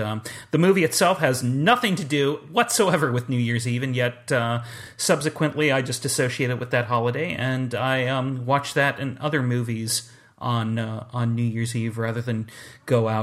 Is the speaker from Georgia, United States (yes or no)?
no; Southern California, United States; when I was a wee lad growing up in Southern California